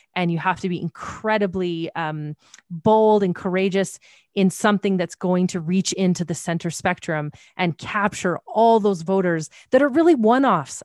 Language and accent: English; Canada; I'm Canadian